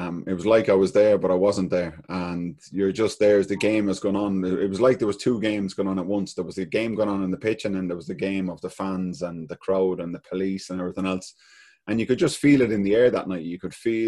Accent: Ireland; being a Celtic fan and being an Irish boy

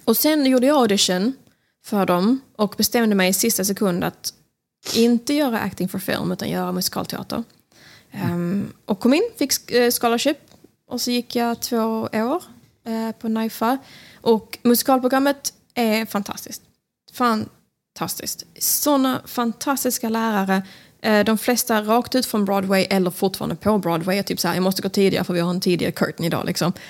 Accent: Smygehamn, Skåne, Sweden; now in New York, United States; Jag är från Smygehamn

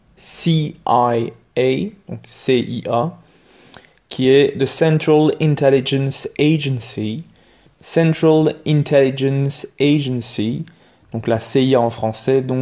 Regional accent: Belgium; chez nous en Belgique

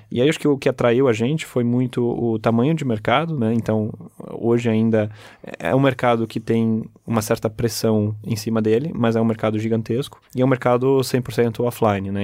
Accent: Brazil; also born or lived in Germany; Eu sou alemão, mas eu cresci aqui no Brasil

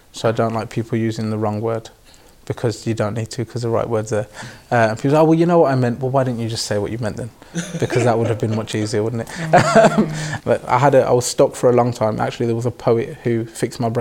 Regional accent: Birmingham, West Midlands, United Kingdom; I was raised in Neechels by a mother and a father

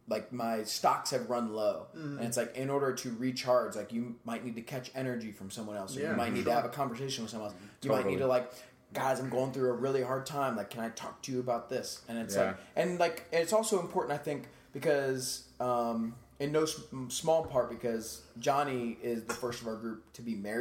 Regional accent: Akron, Ohio, United States; moved away; I'm from Akron

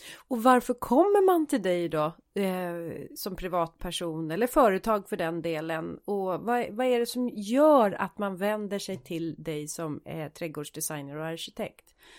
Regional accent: Sweden; jag är svensk

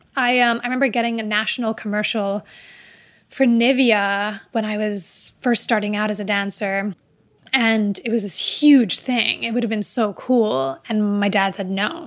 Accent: Dubai, United Arab Emirates; moved away; also born or lived in Riyadh, Saudi Arabia / Palestine / America; growing up in Dubai

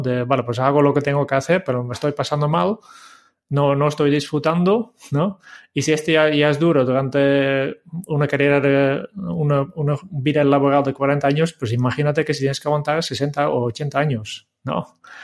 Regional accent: Netherlands; yo, como holandés

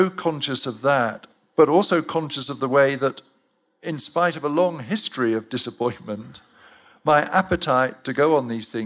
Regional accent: Cheltenham, South West England, United Kingdom; my hometown of Cheltenham

